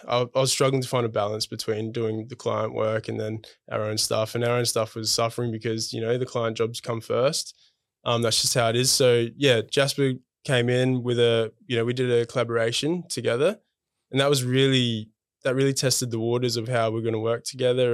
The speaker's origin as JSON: {"language": "English", "town": "Adelaide", "region": "South Australia", "country": "Australia", "moved": "as an adult", "lives_now": "Melbourne, Australia", "said": "I'm originally from Adelaide"}